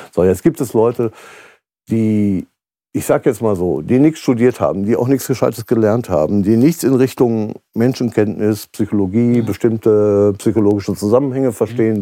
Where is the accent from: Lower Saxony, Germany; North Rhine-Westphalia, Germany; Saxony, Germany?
North Rhine-Westphalia, Germany; Kleve district; Kreis Kleve zum Beispiel, wo ich herkomme